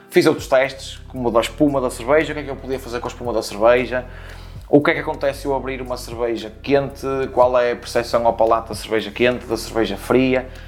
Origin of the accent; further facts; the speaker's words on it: Porto, Norte, Portugal; now in Leça da Palmeira, Portugal; Tenho 36 anos, sou natural do Porto, mas vivo em Laça da Palmeira.